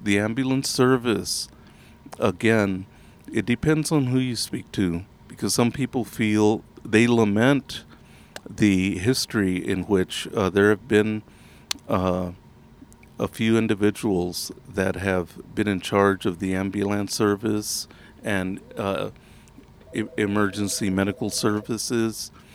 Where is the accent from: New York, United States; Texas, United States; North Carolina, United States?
Texas, United States; I am from Texas